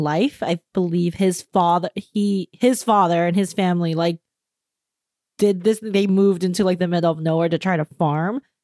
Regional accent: San Gabriel Valley, California, United States; I grew up in the Singularable Valley

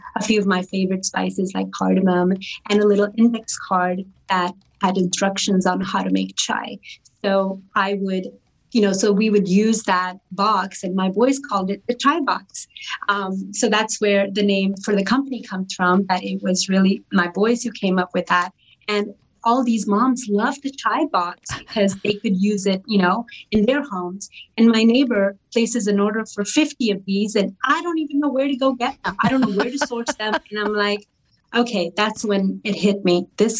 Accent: Atlanta, Georgia, United States; also born or lived in India; So we left India in the 80s and I was 9 years old. We came directly to Atlanta, which is my home state. I've been here pretty much majority of my life.

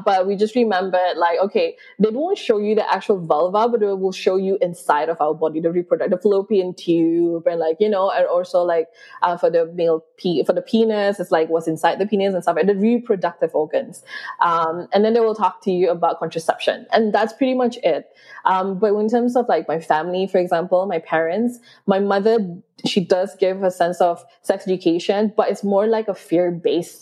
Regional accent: Sabah, Malaysia; I grew up in Sabah, which is in East Malaysia

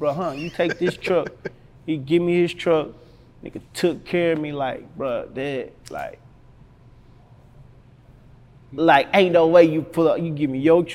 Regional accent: Helena, Arkansas, United States; I'm from Helena, Arkansas

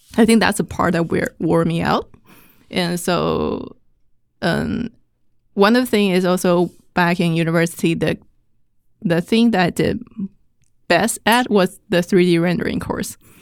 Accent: Taipei, Taiwan; moved away as an adult; I grew up in Taiwan

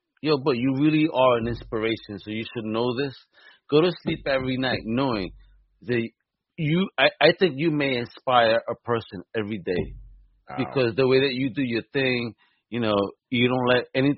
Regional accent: Puerto Rico; I may be Puerto Rican

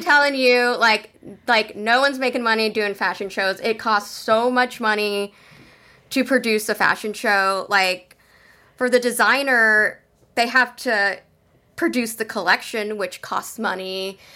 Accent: San Jose, California, United States; moved away as an adult; also born or lived in Portland, Oregon; I am originally from San Jose, California

